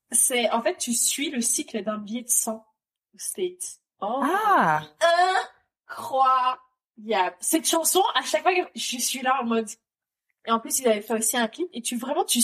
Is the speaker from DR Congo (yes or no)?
yes; DR Congo; Après, je, enfin, en tant que Congolaise que je suis, je vais te dire ….